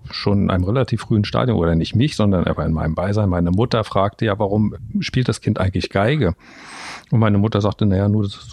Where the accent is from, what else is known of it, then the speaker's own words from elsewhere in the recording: Rostock, Mecklenburg-Vorpommern, Germany; born there; ich bin in Rostock geboren, in der ehemaligen DDR